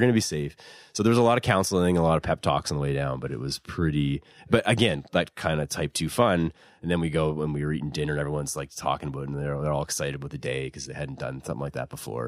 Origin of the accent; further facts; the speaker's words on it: Dartmouth, Nova Scotia, Canada; I grew up in Dartmouth